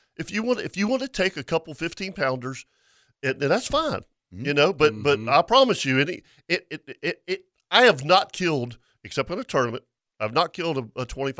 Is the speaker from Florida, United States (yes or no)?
yes; Florida, United States; I grew up hunting Florida, and we grew up in Guana.